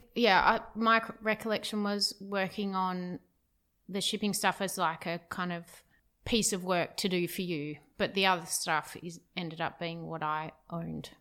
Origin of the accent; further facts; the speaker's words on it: Perth, Western Australia, Australia; moved away as an adult; I'm from Perth, where we currently are, Perth, Western Australia